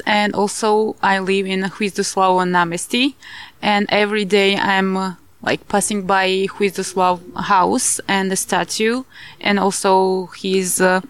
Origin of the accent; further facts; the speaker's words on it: Georgia; moved away as an adult; now in Dolny Kubin, Slovakia; I'm from Georgia, and currently I'm European Solidarity Corps volunteer.